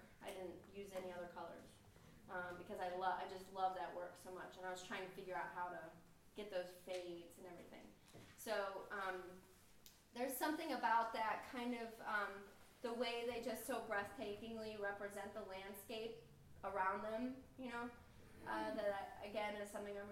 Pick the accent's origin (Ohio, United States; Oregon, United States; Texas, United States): Ohio, United States; Akron; I grew up just outside of Akron